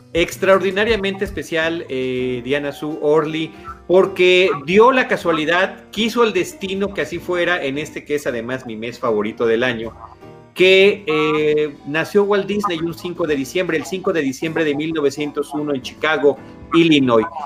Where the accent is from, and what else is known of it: Mexico